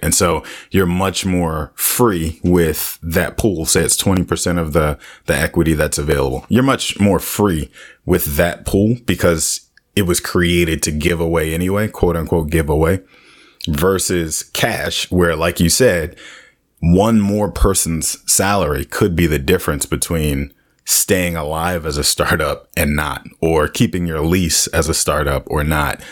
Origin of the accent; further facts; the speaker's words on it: United States; we normally as American people